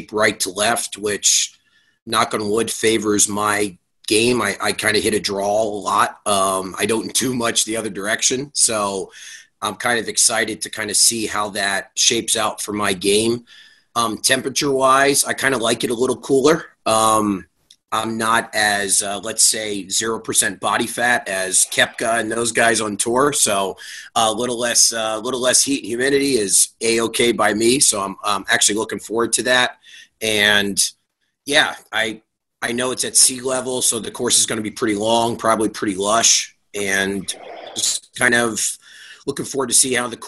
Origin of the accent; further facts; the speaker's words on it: Bethlehem, Pennsylvania, United States; now in Poconos, United States; I'm also originally from Bethlehem, so I'm also got the Lehigh Valley riding with me.